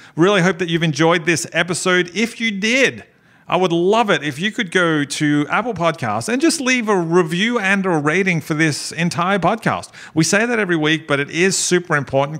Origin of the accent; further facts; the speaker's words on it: Melbourne, Victoria, Australia; also born or lived in Carlton, Victoria; I was born in Carlton. Okay. And grew up in Collingwood.